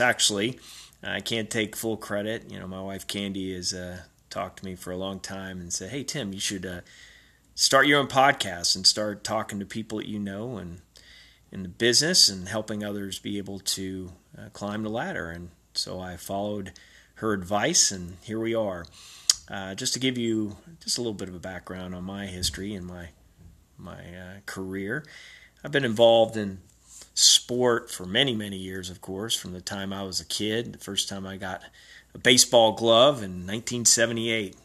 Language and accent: English; Robertsdale, Alabama, United States; moved away; the time I was growing up in Robertsdale, Alabama, in my small town in South Alabama